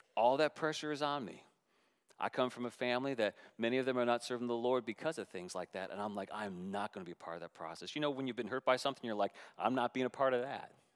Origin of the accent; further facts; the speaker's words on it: Canada; moved away; also born or lived in Seattle, United States / Jackson, Mississippi, United States / Northern Virginia, United States; As a Canadian being two hours from the border